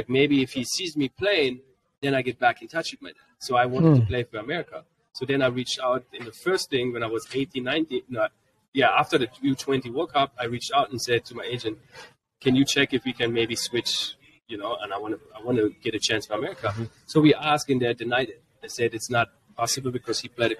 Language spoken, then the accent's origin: English; Frankfurt, Hesse, Germany; first language German; English is a second language; moved away as an adult; also born or lived in Greenwood, Mississippi, United States; So I was born in Germany, but then we moved back to Mississippi, Greenwood. We lived for 7 years in Mississippi. And then we got back because of my dad was in the military. We went back to Germany